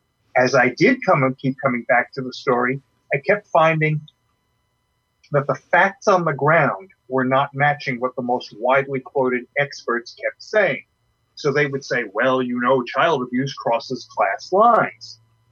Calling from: Alexandria, Virginia, United States; I'm from Alexandria, Virginia.

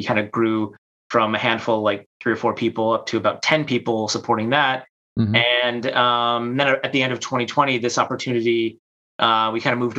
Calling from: Chicago, Illinois, United States; I'm from my basement in Chicago, sunny Chicago.

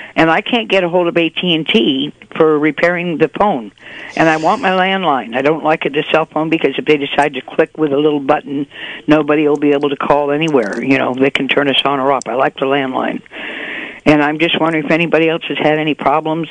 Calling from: Willits, California, United States; also born or lived in Laytonville; I'm from Willits now.

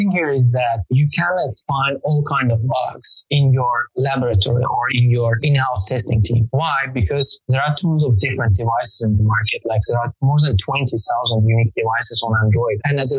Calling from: Azerbaijan; From Azerbaijan.

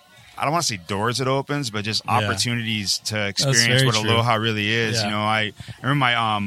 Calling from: Hawaii, United States

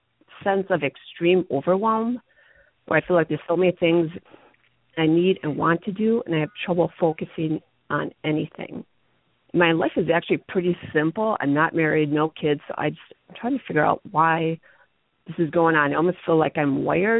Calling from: Milwaukee, Wisconsin, United States

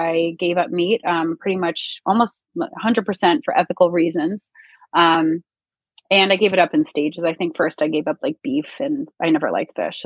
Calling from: Mendham, New Jersey, United States; calling in from my home in Northern New Jersey. Live in Mendham in farm country.

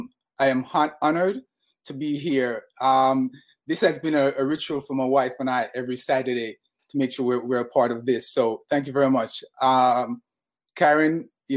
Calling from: New York, United States; Good morning. I am in Harlem, New York.

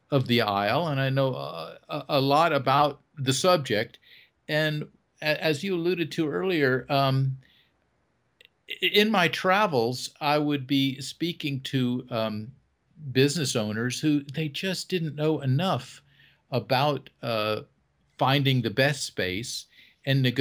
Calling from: North Carolina, United States; well right now i am in north carolina i uh, have homes in florida and north carolina i kind of follow the weather

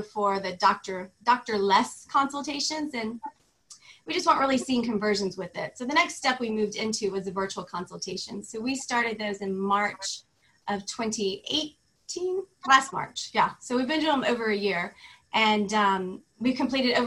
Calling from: Florida, United States; also born or lived in Beverly Hills; I am calling in from Florida

